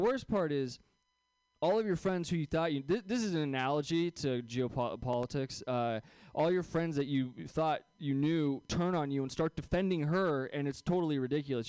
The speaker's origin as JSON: {"language": "English", "area": "Bay Area, just south of San Francisco", "region": "California", "country": "United States", "tie": "born or raised there", "said": "I grew up here in the Bay Area, so it's a weird place to go to Catholic school, especially when you're like just south of San Francisco"}